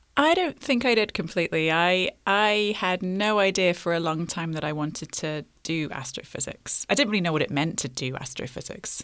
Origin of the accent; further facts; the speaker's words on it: London, United Kingdom; I grew up in London